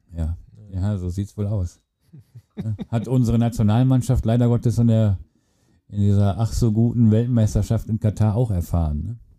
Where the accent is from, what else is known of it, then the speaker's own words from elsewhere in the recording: Germany; wir Deutschen